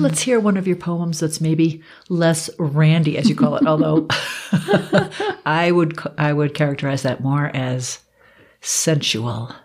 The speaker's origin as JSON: {"language": "English", "region": "East Coast", "country": "United States", "tie": "born or raised there", "moved": "yes", "lives_now": "Colorado, United States", "said": "I grew up on the East Coast"}